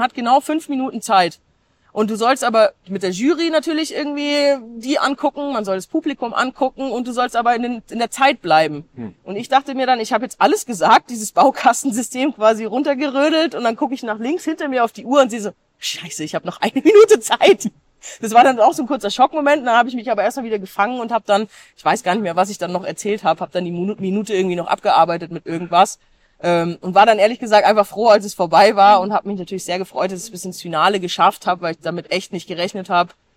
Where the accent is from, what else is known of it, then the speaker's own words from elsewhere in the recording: Germany; bei uns in Deutschland